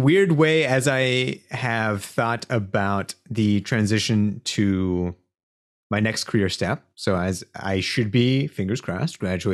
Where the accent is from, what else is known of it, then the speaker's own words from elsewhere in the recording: Cincinnati, Ohio, United States; I was born in Cincinnati and then grew up there